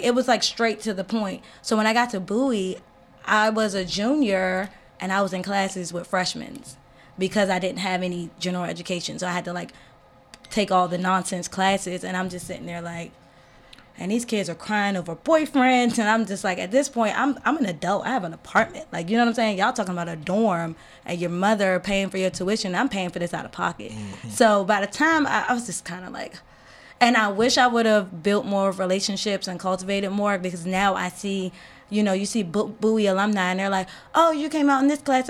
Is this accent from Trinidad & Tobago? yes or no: yes; Trinidad & Tobago; moved away; also born or lived in Tennessee / Philadelphia / Charles County; I grew up in Charles County, so, well, okay, let's go back. In Trinidad, it's predominantly Black and Indian. Then I moved here to Tennessee, it's all white.